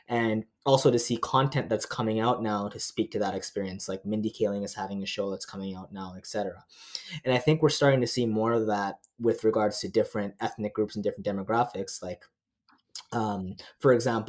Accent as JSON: {"language": "English", "country": "Canada", "tie": "born or raised there", "also_born_or_lived": "Nepal", "said": "I come from a Nepalese family. I was born in Nepal but raised here in Canada."}